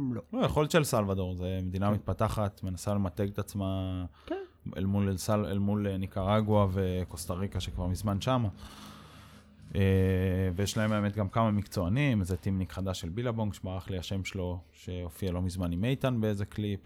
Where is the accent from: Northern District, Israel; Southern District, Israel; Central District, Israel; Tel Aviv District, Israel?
Central District, Israel; Mikhmoret; also born or lived in France; גדלתי במכמורת